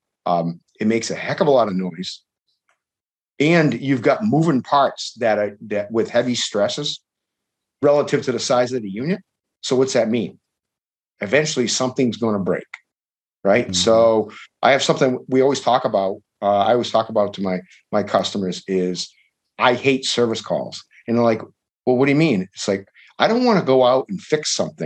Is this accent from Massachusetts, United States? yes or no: yes; Fairhaven, Massachusetts, United States; my hometown in Fairhaven